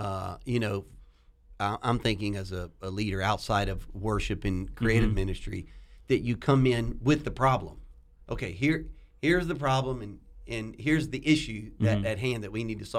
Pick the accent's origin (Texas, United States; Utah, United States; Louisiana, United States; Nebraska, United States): Louisiana, United States; I'm from Louisiana.